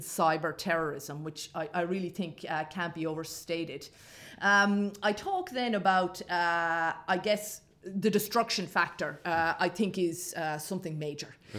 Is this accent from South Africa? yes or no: no; Ireland; I grew up in Ireland uh, in the 1980s and 1990s